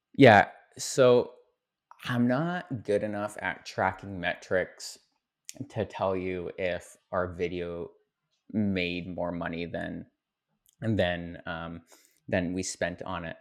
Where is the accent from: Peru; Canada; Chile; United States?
Canada; I'm a Canadian